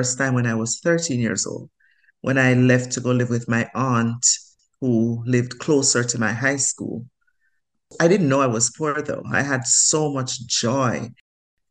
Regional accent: Jamaica; moved away as an adult; also born or lived in Grenada; now in United States; I grew up in the country in Jamaica, in a place called Mount Rasa, with my grandparents

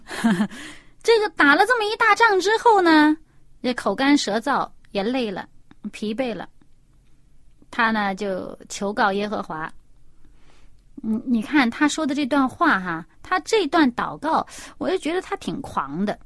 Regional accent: China; 我们中国人

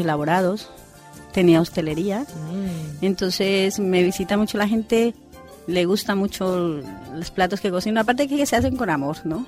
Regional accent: Colombia; moved away as an adult; also born or lived in Spain; now in Sagunto, Spain; yo soy colombiana

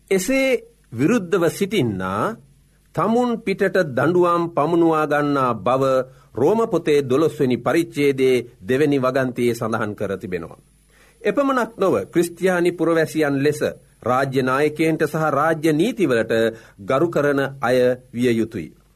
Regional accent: Sri Lanka; අප උපන් රට අපි මැරෙන රට ශ්‍රී ලංකාවයි.

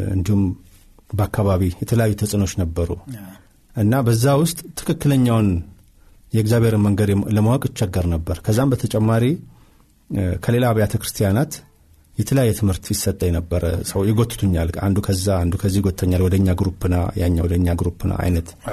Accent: Addis Ababa, Ethiopia; የተወለድኩት እዚሁ አዲስ አበባ አዲሱ ቄራ በሚባለው አካባቢ ነው ተወልጅ ያደግኩት።

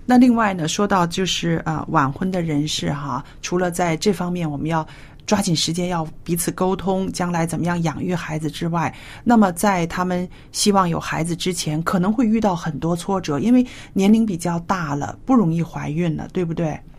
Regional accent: China; 但是呢，我就知道我们中国人呢，还有亚洲人，常常遇到一个问题

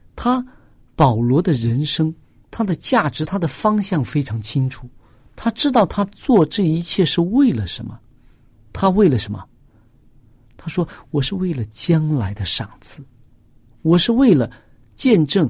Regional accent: China; 我们中国人

